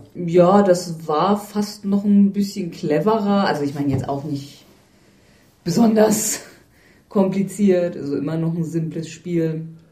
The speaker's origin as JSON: {"language": "German", "region": "Northern Germany", "country": "Germany", "said": "als Norddeutscher"}